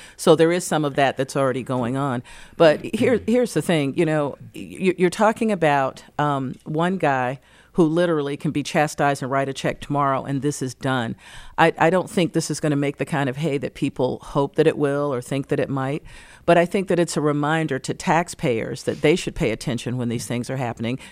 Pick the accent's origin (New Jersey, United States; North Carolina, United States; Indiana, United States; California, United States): North Carolina, United States; now in Detroit, United States; back in my home state of North Carolina